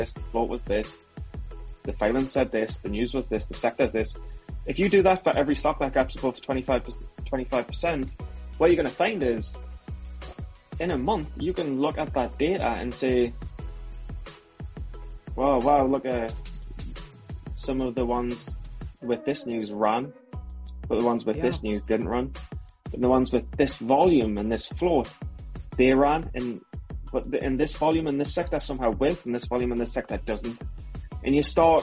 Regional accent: Newcastle upon Tyne, North East England, United Kingdom; moved away; it's me being back in Newcastle in the United Kingdom, so I might get that twang back to my accent

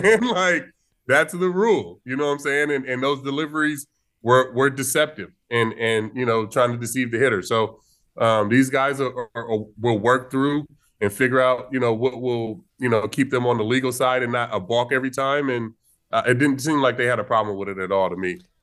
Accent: Vallejo, California, United States; my hometown

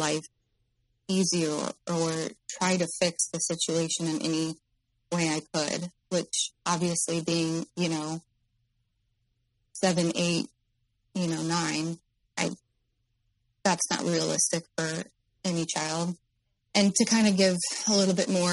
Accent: Midwest, United States; I'm in the Midwest, by the way, my hometown

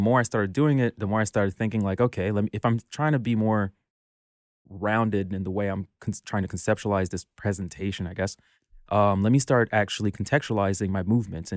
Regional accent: Montreal, Quebec, Canada; I'm from Montreal, Quebec

